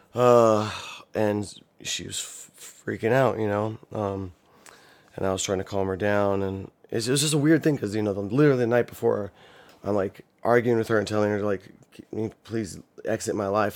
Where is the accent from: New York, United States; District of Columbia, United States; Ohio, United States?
Ohio, United States; born or raised there